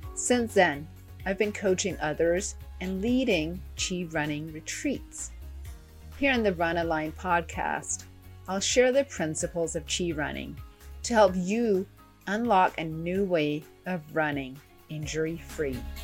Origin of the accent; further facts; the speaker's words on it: Ten Sleep, Wyoming, United States; my hometown of Tensleet, Wyoming.